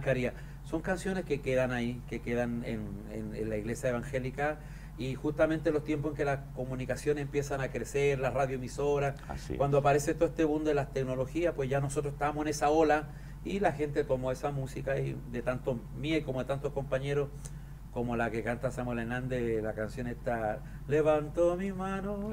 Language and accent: Spanish; southern Chile, Chile; en los barrios donde yo nací, donde me crié en Chile. Yo nací en una región muy al sur de Chile